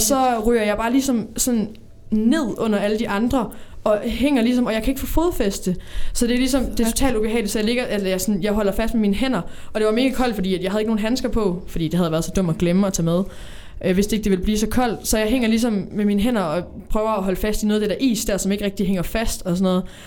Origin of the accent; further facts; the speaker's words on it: Odense, Southern Denmark, Denmark; Jeg kommer fra Odense